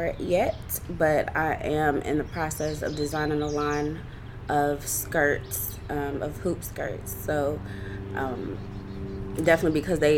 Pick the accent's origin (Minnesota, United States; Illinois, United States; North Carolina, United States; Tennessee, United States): Tennessee, United States; Clarksville; I'm from Clarksville, Tennessee. I graduated from Rossview High School